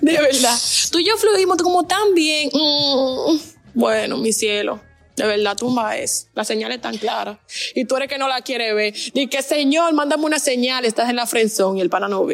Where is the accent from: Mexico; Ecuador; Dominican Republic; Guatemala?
Dominican Republic; moved away as an adult; now in Barcelona, Spain; yo soy dominicana. Estoy ahora mismo estudiando en Barcelona.